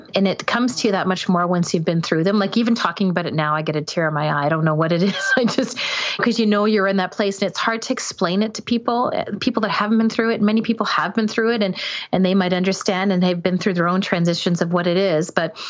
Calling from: Ontario, Canada; I'm in not really a small town, but I'm north of Toronto in Canada.

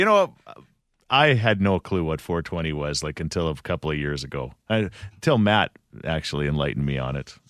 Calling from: Edmonton, Alberta, Canada; We're calling from Edmonton.

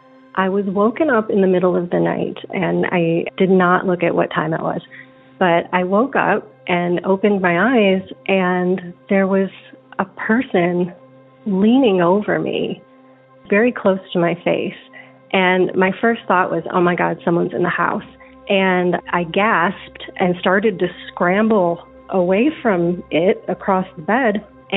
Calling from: Atlanta, Georgia, United States; I'm calling from Atlanta, Georgia.

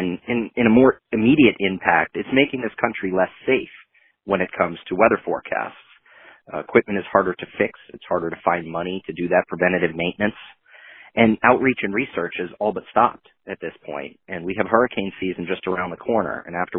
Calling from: Maine, United States; calling from Maine.

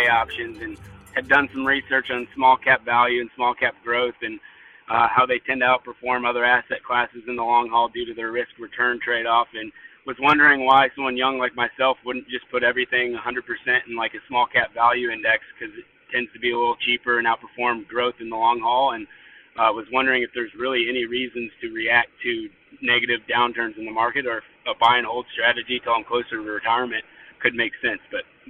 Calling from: Nashville, Tennessee, United States; I'm from Nashville, Tennessee

